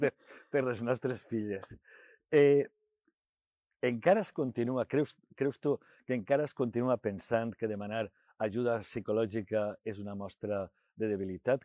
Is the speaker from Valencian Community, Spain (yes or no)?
yes; Sueca, Valencian Community, Spain; la Mare Déu de Sales, que és la del meu poble